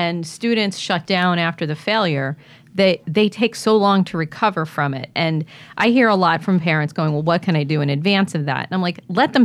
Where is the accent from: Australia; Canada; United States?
United States; Mahopac, New York; when I was growing up in Mayapack, New York